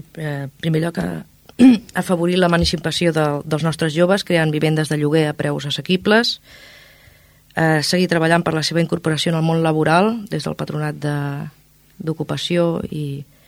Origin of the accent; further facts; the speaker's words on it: Ripollet, Catalonia, Spain; La Font de Can Mas, al meu barri, que em porta molt bons records perquè és on hi vaig passar la meva infantesa i la meva joventut